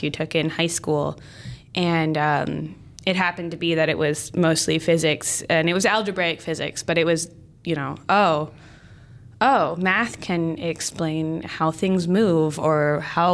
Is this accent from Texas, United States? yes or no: no; Lancaster, Pennsylvania, United States; moved away; So I'm from Lancaster, Pennsylvania. It's a pretty rural area, about an hour from Philadelphia. I grew up on a small farm